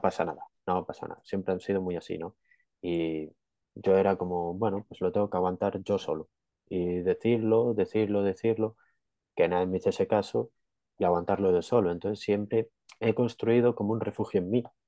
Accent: Galicia, Spain; Yo soy de Galicia

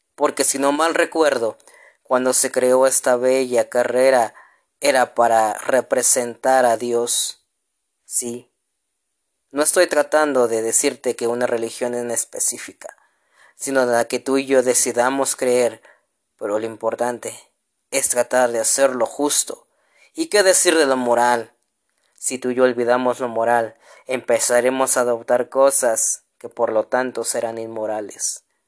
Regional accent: Mexico; como mexicanos

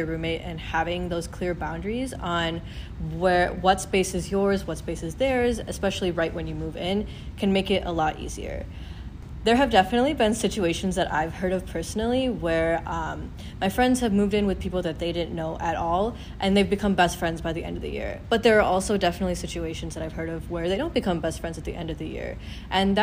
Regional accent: Troy, Michigan, United States; I'm originally from Troy, Michigan

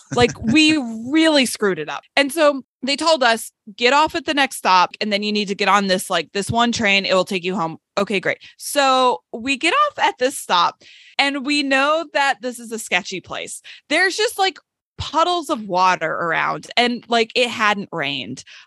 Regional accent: Seattle, Washington, United States; I'm from Seattle

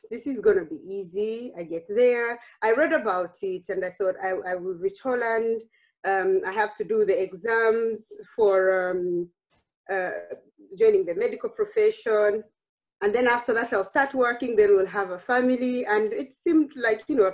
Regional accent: Uganda; moved away as an adult; now in The Hague, Netherlands; I grew up in Uganda. I trained in Uganda

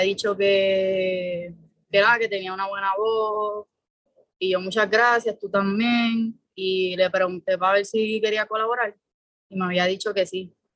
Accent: San Juan, Puerto Rico; soy de San Juan, soy de Puerto Nuevo

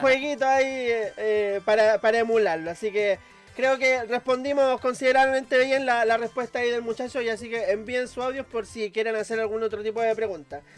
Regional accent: Valparaíso, Chile; yo soy de Valparaíso

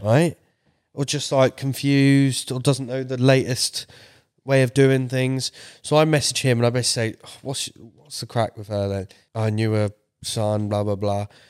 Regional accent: United Kingdom; my British self

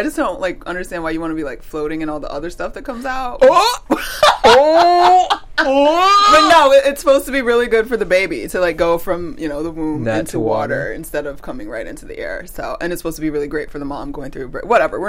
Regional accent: Atlanta, Georgia, United States; Atlanta's my hometown.

